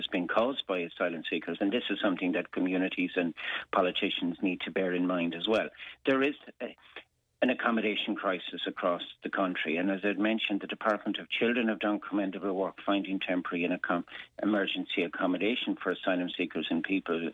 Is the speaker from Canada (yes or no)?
no; Ireland; as an Irish people